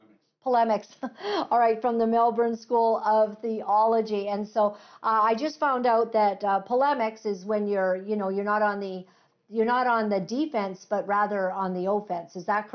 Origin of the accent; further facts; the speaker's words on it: Uganda; born there; as I have missionary parents, and I was born in Uganda.